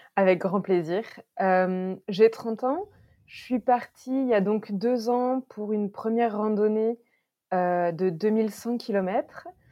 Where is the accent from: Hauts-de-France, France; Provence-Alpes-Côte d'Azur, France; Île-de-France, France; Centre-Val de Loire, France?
Centre-Val de Loire, France; Berry; moved away as an adult; also born or lived in Paris; on a décidé de revenir dans ma région natale, le Berry